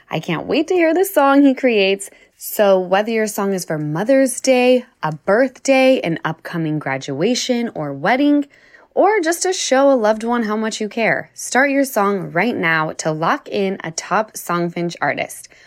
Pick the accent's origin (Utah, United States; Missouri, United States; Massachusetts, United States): Utah, United States; we're from Utah.